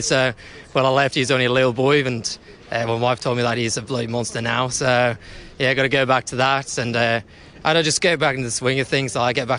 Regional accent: Newcastle upon Tyne, North East England, United Kingdom; now in Newcastle, Australia; Yeah, I was originally from Newcastle upon Tyne in the northeast of England, and then moved to Newcastle in Australia.

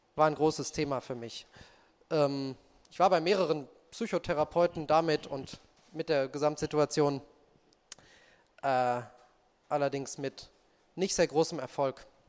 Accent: Marburg, Hesse, Germany; Unsere Mutter ist dann mit uns äh, nach Marburg umgezogen

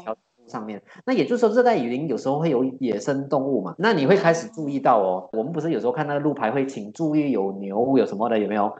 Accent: Kluang, Johor, Malaysia; 因为我家乡在居然呢，也是在南马

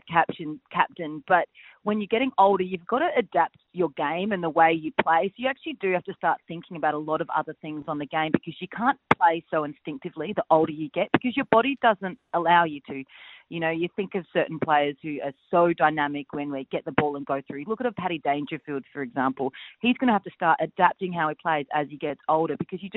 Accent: Adelaide, South Australia, Australia; also born or lived in Perth; now in Melbourne, Australia; I'm from Adelaide. I spent 10 years in Perth and now I'm here in Melbourne

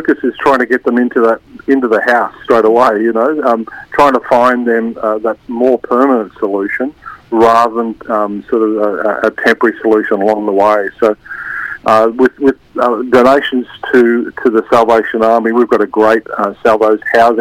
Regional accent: Queensland, Australia; I'm a Queenslander

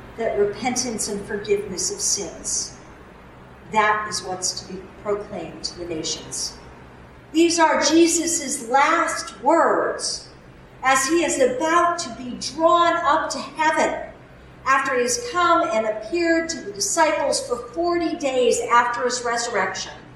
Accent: Newtown, Connecticut, United States; now in Massachusetts, United States; my hometown of Newtown, Connecticut.

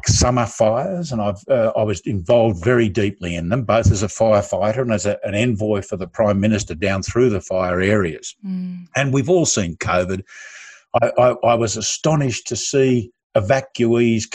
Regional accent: Australia; I'm an Australian

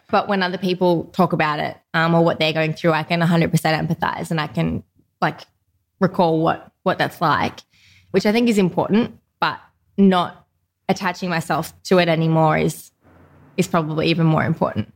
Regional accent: Newcastle, New South Wales, Australia; Grew up in Newcastle

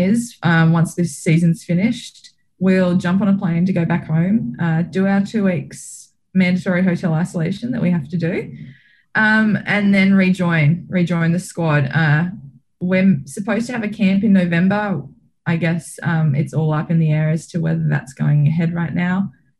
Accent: Australia; the camaraderie you get from being an Australian and being able to see all the other teams and other athletes achieve success as well.

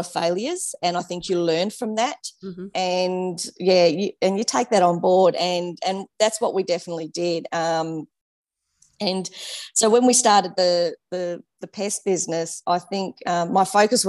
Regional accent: Geelong, Victoria, Australia; moved away as an adult; We're originally from Geelong

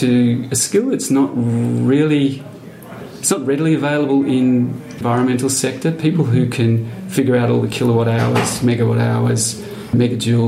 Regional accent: country Victoria, Australia; I'm from Victoria, so country Victoria

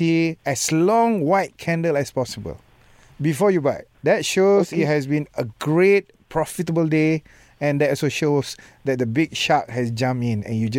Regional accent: Malaysia; I'm a Malaysian, love free one.

